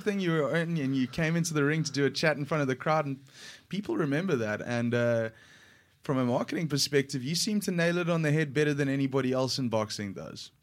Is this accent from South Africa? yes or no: yes; South Africa; I identify as a South African